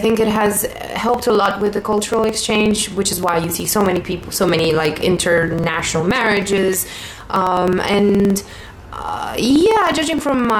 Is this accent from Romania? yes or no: yes; Romania; English is a second language; also born or lived in France; I grew up in Romania. Yeah, I grew up a little bit all over the place because I was born not very far from Bucharest, and I kind of stayed there until I was of school age.